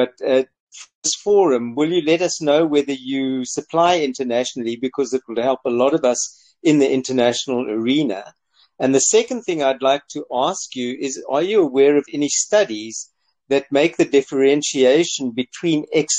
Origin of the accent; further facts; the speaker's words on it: South Africa; now in Israel; I'm looking at you at 3 o'clock in the morning from Israel, and I come from South Africa.